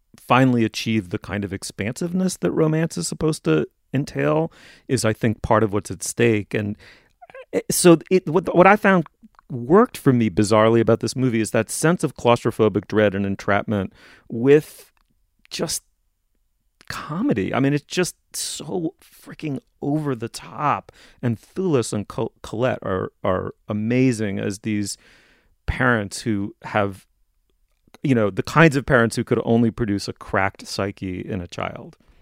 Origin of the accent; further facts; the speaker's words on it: New York City, New York, United States; I grew up in New York in the nineteen seventies